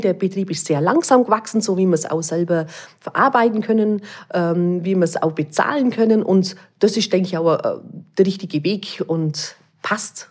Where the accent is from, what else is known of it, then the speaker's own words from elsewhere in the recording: Allgäu, Germany; bei uns im Allgäu